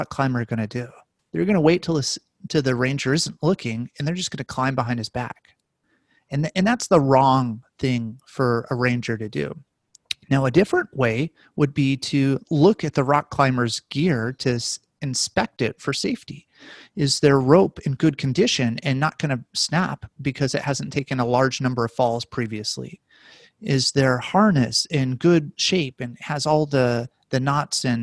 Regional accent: Las Vegas, Nevada, United States; I grew up in Las Vegas

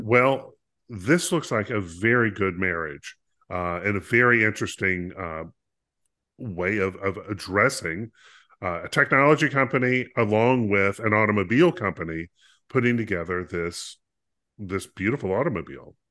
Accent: North Carolina, United States; growing up in North Carolina, we had all sorts of types of farms that were available

